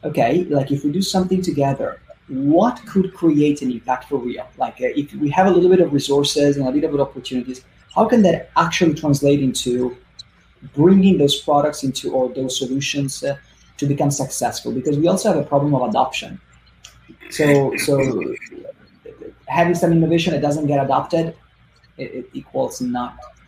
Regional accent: Italy; moved away as an adult; now in United States; I come from Italy. So my first entrepreneurial experiences were in Italy in the field of marketing

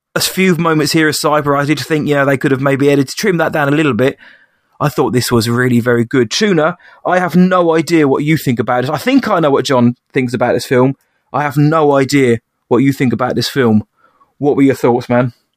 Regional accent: England, United Kingdom; I'm I'm English

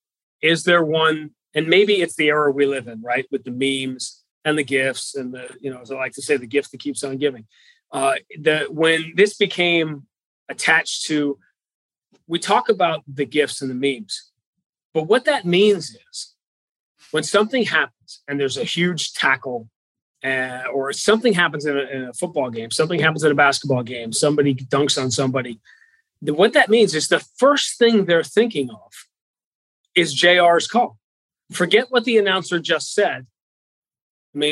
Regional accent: Northeast, United States; I grew up in the Northeast

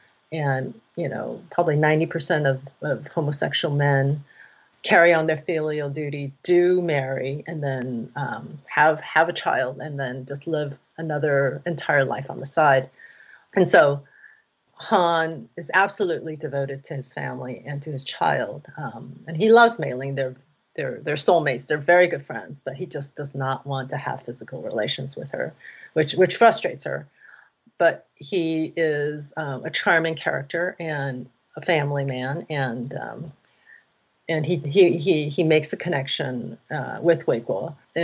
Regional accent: Taiwan; You know, growing up, we saw a lot of, like, soap opera. I grew up in Taiwan.

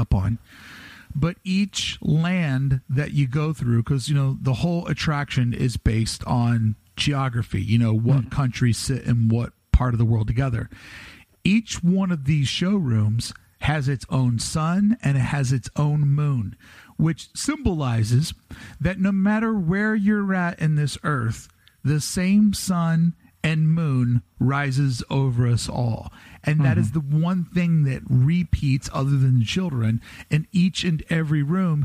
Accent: Kentucky, United States; now in Los Angeles, United States; I am from Kentucky. I do live next to the Hollywood Hills

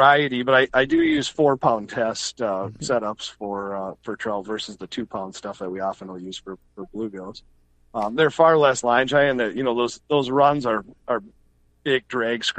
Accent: Two Harbors, Minnesota, United States; I grew up in Two Harbors

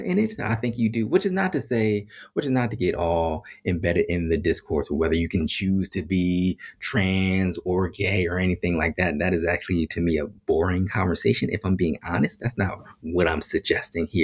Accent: Philadelphia, Pennsylvania, United States; I grew up in Philadelphia around a whole bunch of Black folks

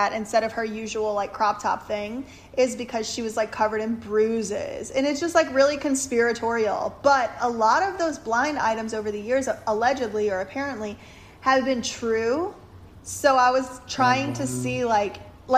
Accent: Louisiana, United States; I'm from Louisiana also

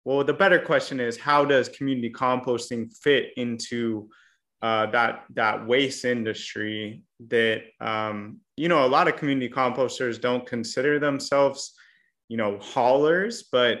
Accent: Portland, Oregon, United States; my hometown of Portland, Oregon

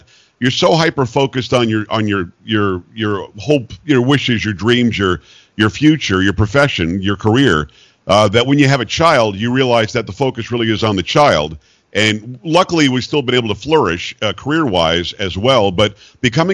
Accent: South Florida, United States; moved away; also born or lived in Long Island, New York / Michigan / New York; I'm a guy who is from Long Island, New York, originally. I grew up in South Florida for the most part

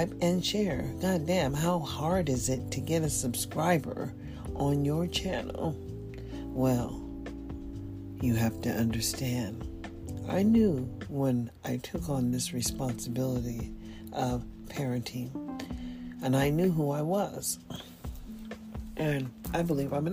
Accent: United States; now in Nevada, United States; I'm just an American

